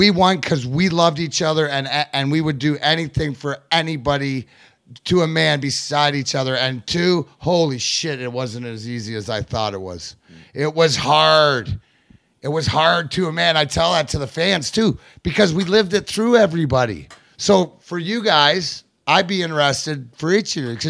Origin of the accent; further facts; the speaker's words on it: Canada; I grew up in Canada. I was born in 72.